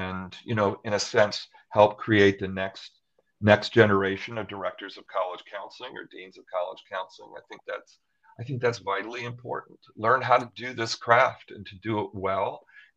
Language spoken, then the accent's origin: English; Western New York, United States; I grew up in Western New York